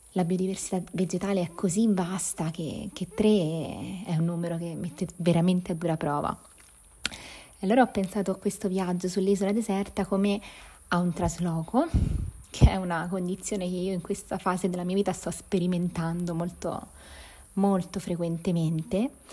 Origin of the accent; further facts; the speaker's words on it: province of Viterbo, Lazio, Italy; la campagna dove sono cresciuta, nella provincia di Viterbo